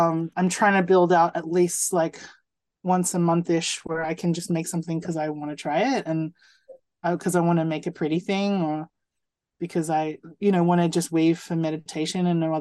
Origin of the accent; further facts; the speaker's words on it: New Zealand; I'm from New Zealand